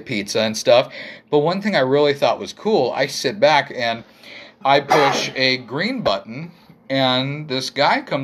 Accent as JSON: {"language": "English", "town": "North Platte", "region": "Nebraska", "country": "United States", "tie": "born or raised there", "moved": "yes", "lives_now": "Grand Island, United States", "said": "I'm glad I'm in GI, but I'm proud of my hometown"}